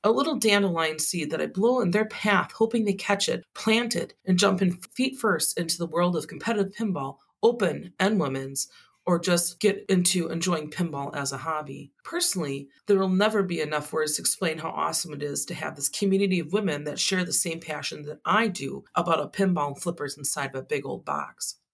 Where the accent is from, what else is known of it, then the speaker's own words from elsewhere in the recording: Wisconsin, United States; my home state of Wisconsin